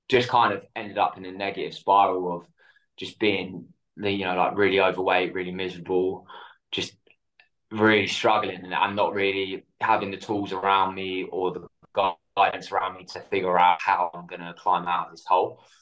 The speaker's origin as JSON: {"language": "English", "area": "south coast of the UK", "region": "England", "country": "United Kingdom", "tie": "born or raised there", "said": "So in the UK on the south coast, so it was pretty cold."}